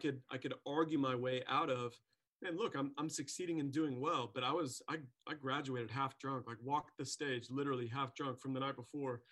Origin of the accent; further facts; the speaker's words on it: Springfield, Missouri, United States; I grew up in Springfield, as you know, and right around Sequoia Park, so Phelps Grove area.